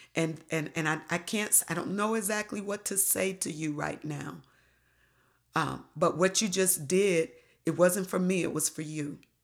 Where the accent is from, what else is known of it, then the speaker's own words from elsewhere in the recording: Detroit, Michigan, United States; moved away; I came from Detroit.